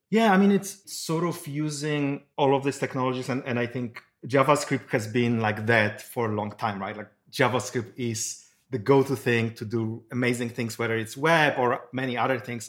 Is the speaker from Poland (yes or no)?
yes; Poland; now in Silicon Valley, United States; I'm originally from Poland. I moved to Silicon Valley long time ago